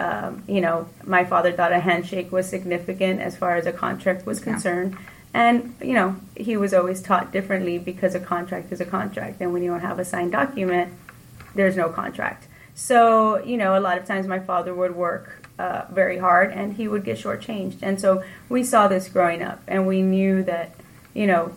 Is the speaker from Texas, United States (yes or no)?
yes; Edinburg, Texas, United States; I was born and raised to Edinburgh, here in Edinburgh, Texas